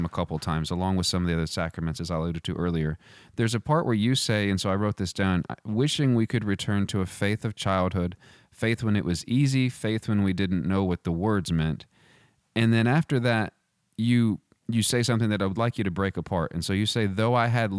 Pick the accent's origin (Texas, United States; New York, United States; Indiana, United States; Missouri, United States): Texas, United States; I'm from Texas